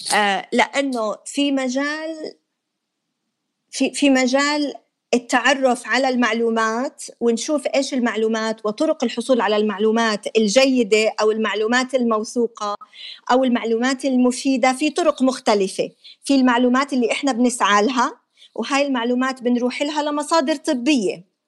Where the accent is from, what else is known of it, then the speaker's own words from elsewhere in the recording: Jordan; عندنا بالاردن ما في نظام اتصال متماسك